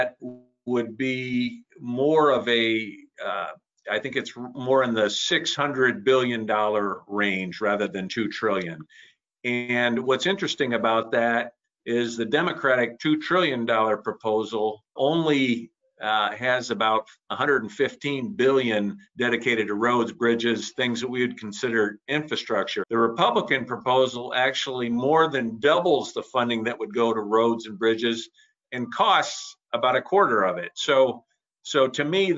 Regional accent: Midland, Michigan, United States; my hometown in Midland was the home of Dow Chemical

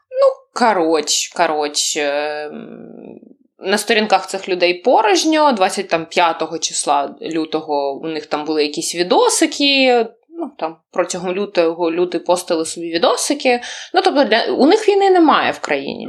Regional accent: Ukraine; I'm from Ukraine

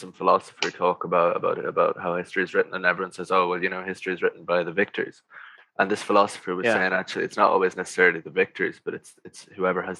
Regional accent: Ireland

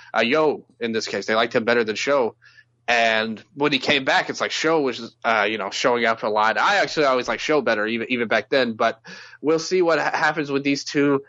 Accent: Memphis, Tennessee, United States; I'm from Memphis, you know, so we have soul food a lot

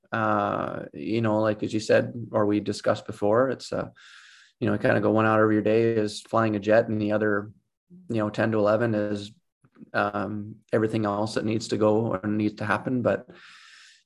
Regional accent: Edmonton, Alberta, Canada; I'm from Edmonton.

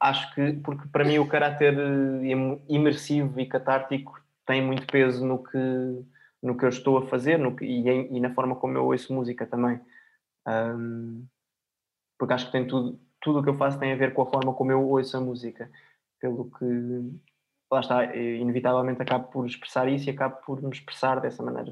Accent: Portugal; se eu sou português, se eu falo em português

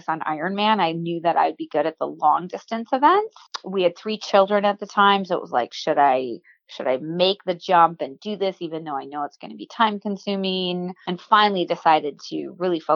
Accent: Waukesha, Wisconsin, United States; I grew up in Waukesha, Wisconsin

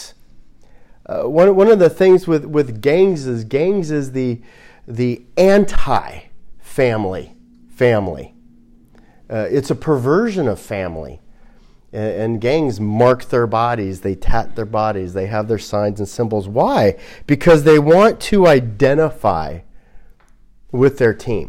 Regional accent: Glendale, California, United States; I grew up in Glendale, and we had a lot of Armenians

